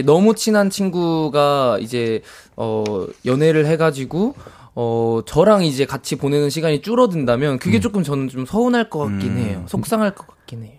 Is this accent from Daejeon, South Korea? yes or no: yes; Daejeon, South Korea; moved away; 저는 추석에 이제 대전 고향에 내려갔다 왔는데